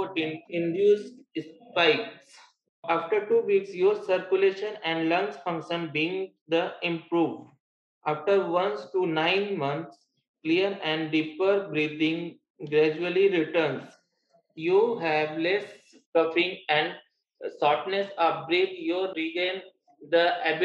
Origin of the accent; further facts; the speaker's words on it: Jaunpur, Uttar Pradesh, India; I'm from Jaunpur, UP